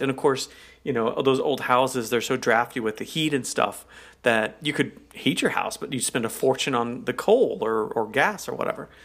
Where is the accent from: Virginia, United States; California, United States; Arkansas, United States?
Arkansas, United States; when I grew up in Arkansas